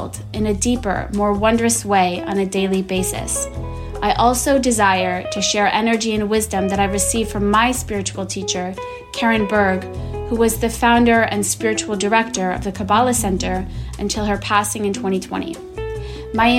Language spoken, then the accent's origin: English; Boston, Massachusetts, United States; moved away; I'm from Boston